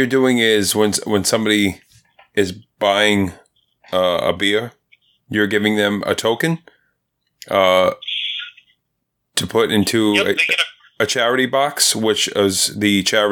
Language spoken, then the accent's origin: English; New York City, New York, United States; I'm born and raised in Queens.